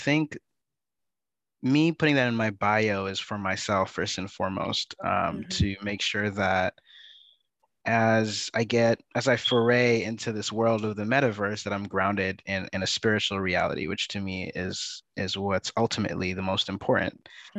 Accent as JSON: {"language": "English", "region": "California", "country": "United States", "tie": "born or raised there", "also_born_or_lived": "Canada / Sierra Leone", "said": "I'm originally from Sierra Leone, West Africa. So my parents immigrated from Sierra Leone to Canada prior to my birth, and that's where I was born. And then I was raised in the Bay Area, California, and an assortment of other places. I consider myself a multi-local."}